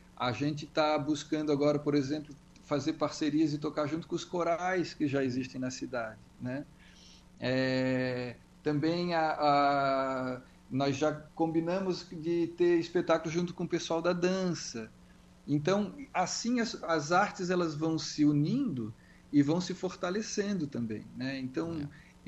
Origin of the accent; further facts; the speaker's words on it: Florianópolis, Santa Catarina, Brazil; eu sou de Florianópolis